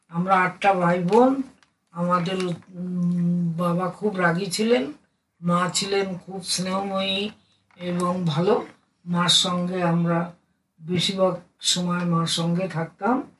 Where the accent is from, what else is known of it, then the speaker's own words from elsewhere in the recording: Jessore, Khulna Division, Bangladesh; moved away; also born or lived in Bongaon, West Bengal, India; আমি যশোরে জন্মেছি